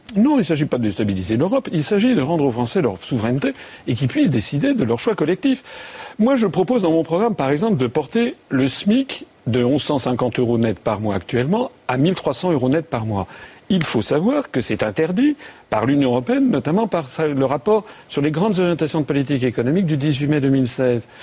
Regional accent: France; moi je suis français

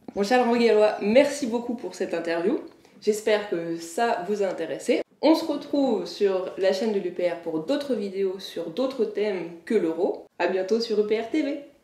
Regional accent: Annecy, Auvergne-Rhône-Alpes, France; moi je viens d'Annecy, enfin, en Haute-Savoie

